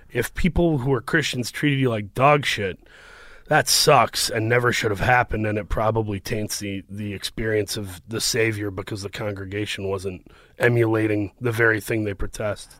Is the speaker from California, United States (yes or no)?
no; Saginaw, Michigan, United States; moved away as an adult; also born or lived in Los Angeles; I grew up in Saginaw, Michigan, uh, which is by Flint